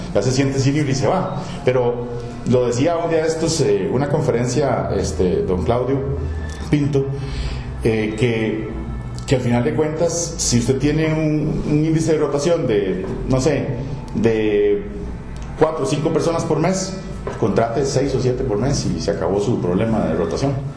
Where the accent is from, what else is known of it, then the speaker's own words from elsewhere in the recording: Costa Rica; also born or lived in Spain; uno deja de pensar como costarricense